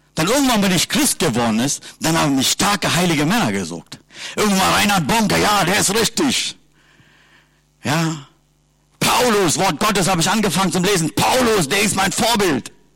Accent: Sri Lanka; German is a second language; now in Germany; Ich komme aus Sri Lanka

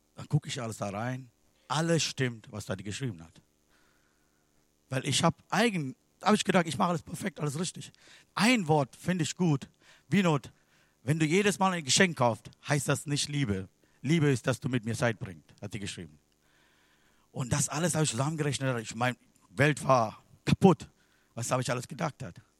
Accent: Sri Lanka; German is a second language; moved away; Ich bin geboren in Sri Lanka

